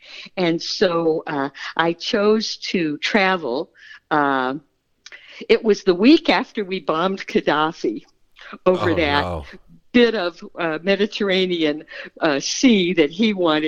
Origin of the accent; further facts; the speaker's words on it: Kansas City, United States; I'm from Kansas City, and I just didn't know much of anything about the world at large.